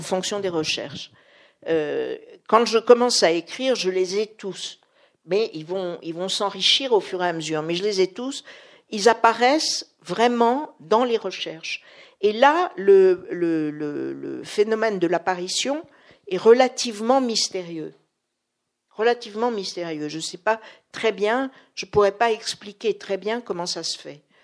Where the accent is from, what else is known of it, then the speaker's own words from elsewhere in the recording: Paris, Île-de-France, France; je suis parisienne